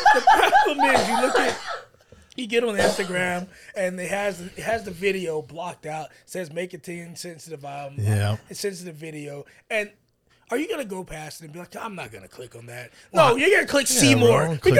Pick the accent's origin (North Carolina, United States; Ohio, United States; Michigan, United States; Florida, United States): Florida, United States; Northern; now in Central Florida, United States; I'm from Northern Florida.